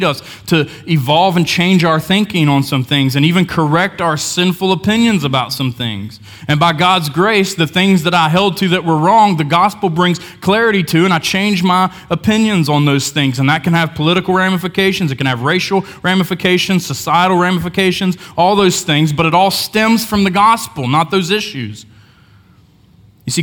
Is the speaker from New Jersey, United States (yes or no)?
no; Hamlin, West Virginia, United States; I grew up in Hamlin, West Virginia, small town